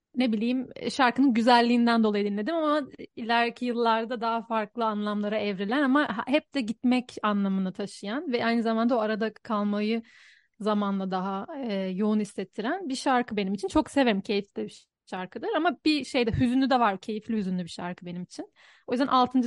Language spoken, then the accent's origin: Turkish; Istanbul, Turkey; moved away as an adult; now in Budapest, Hungary